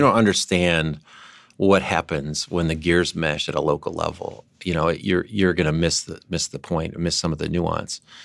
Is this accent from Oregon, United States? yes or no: no; San Diego, California, United States; my hometown